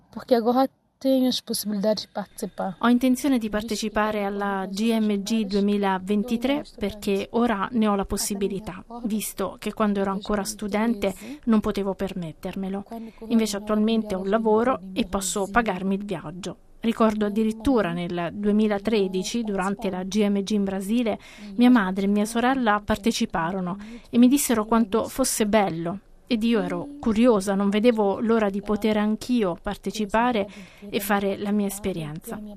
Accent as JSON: {"language": "Italian", "country": "São Tomé & Príncipe"}